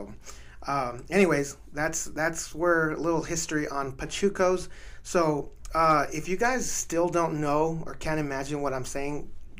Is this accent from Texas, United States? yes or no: yes; El Paso, Texas, United States; That's my hometown.